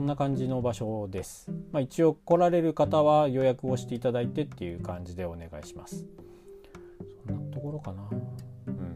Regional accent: Shizuoka, Japan; moved away as an adult; 僕は静岡県の出身でで静岡、まあ、運がいいのことに小さい頃からバイオリンをやっていて

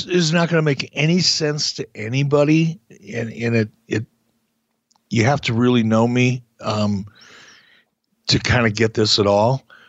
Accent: Midwest, United States; maybe it's because I'm from the Midwest.

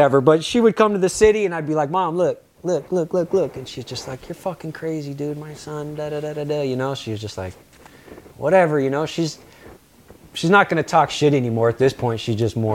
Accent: Yelm, Washington, United States; also born or lived in San Francisco; now in Los Angeles, United States; My brother in life, who I grew up with in Yelm

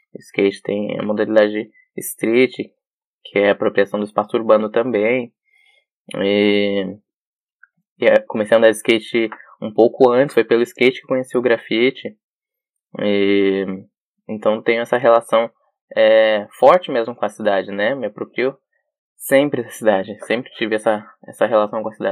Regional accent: São Paulo, Brazil; eu vim da periferia de São Paulo

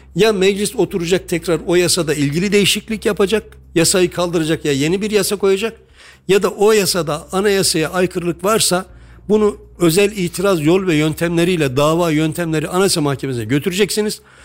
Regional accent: Kayseri Province, Turkey; Hepimiz Kayseriliyiz

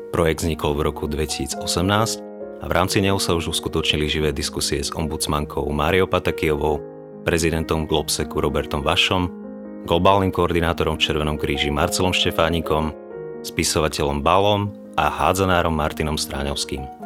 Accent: Nové Zámky, Nitra Region, Slovakia; ako novozámčana

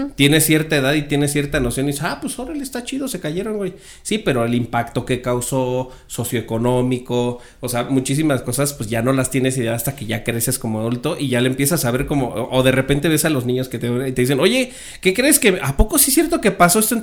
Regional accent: Mexico City, Mexico; also born or lived in Sonora; Yo nací en la Ciudad de México

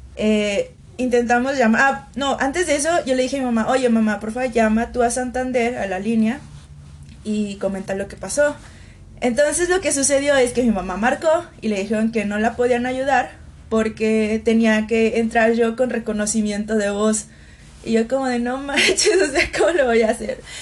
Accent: Aguascalientes, Mexico; also born or lived in Santiago, Chile; soy mexicana

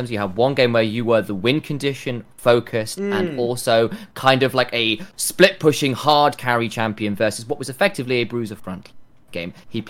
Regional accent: United Kingdom; Yeah, we're British here, so it's going to be actual chips.

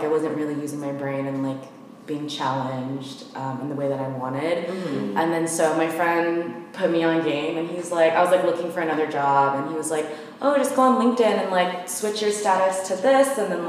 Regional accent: Philippines; You should whatever, because I'm Filipino.

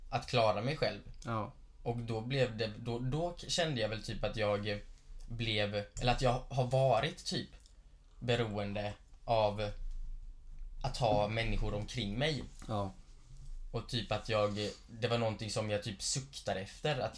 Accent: Gislaved, Jönköping County, Sweden; now in Stockholm, Sweden; sen jag flyttade från Gislaved mm. upp hit mm. till Stockholm

